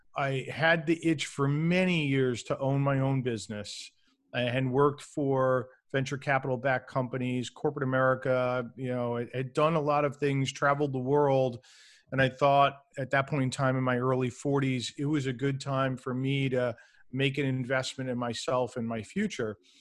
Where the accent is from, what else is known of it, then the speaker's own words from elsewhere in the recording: New York City, New York, United States; I grew up in New York City